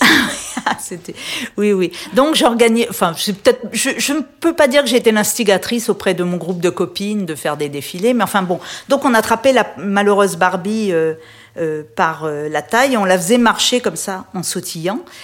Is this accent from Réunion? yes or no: yes; Réunion; moved away as an adult; also born or lived in Paris; now in Menton, France; j'ai quitté la Réunion après mon bac euh, au début des années 80